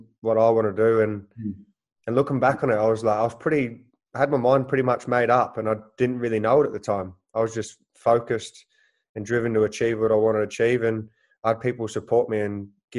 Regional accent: Langwarrin, Victoria, Australia; also born or lived in United Kingdom; now in Sunderland, United Kingdom; growing up in Langwarrin

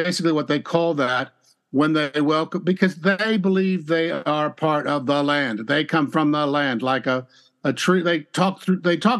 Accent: Southern California, United States; I grew up in Southern California where every other tree is a gum tree

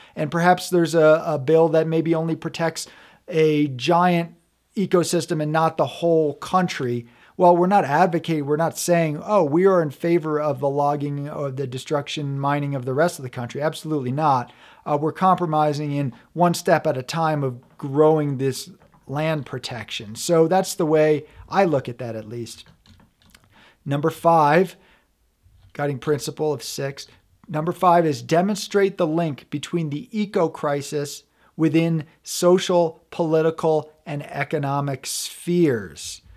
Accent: New York, United States; also born or lived in Vermont; now in Colorado, United States; I'm from back east. I lived in, well, I'm from New York State. I lived in Vermont. for a total of over ten years.

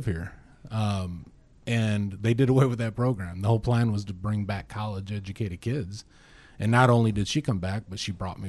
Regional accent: Northwest Indiana, United States; moved away; I grew up in Northwest Indiana, itty bitty town.

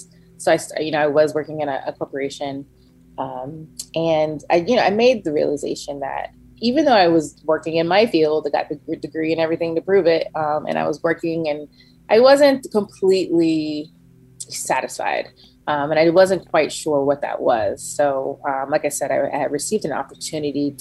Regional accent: Gainesville, Florida, United States; moved away as an adult; also born or lived in Tallahassee, Florida / Savannah, Georgia; now in Atlanta, United States; I'm from Gainesville. I was raised in Gainesville, Florida

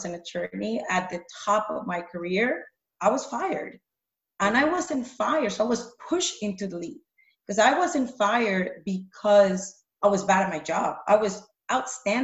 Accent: Panama; moved away; I grew up in Panama

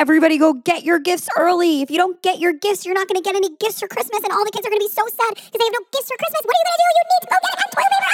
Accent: United States; being American

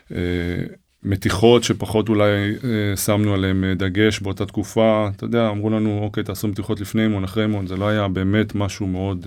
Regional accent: Ra'anana, Central District, Israel; also born or lived in Herzliya; אבא שלי היה מעורב מאוד במחלקת הנוער במכבי רעננה, אה, איפה שגדלתי

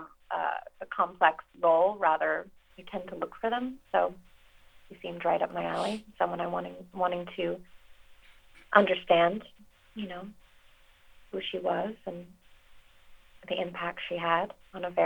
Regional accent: Reno, Nevada, United States; I grew up around Reno

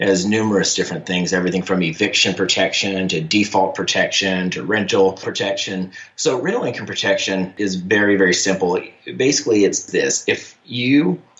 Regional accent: Portland, Oregon, United States; moved away as an adult; now in Charlotte, United States; I grew up in Portland, Oregon on the West Coast there

